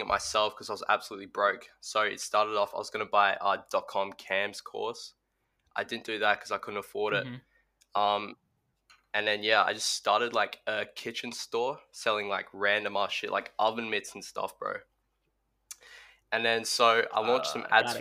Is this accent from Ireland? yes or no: no; Australia; I'm Australian. I'm 15